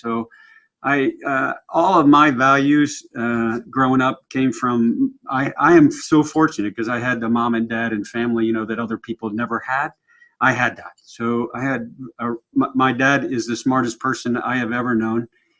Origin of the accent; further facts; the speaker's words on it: Maryland, United States; I grew up in Maryland.